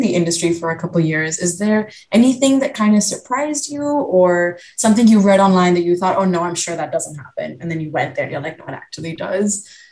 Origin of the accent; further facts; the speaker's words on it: India; I'm Indian myself